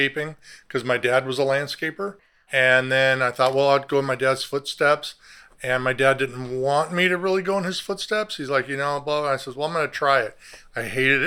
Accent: Southern California, United States; I grew up in Southern California

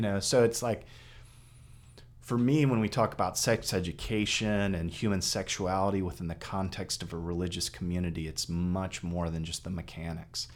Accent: Texas, United States; moved away; I grew up in Texas

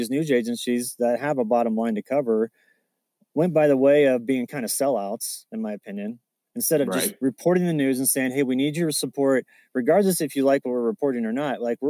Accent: Kansas, United States; I grew up in Kansas

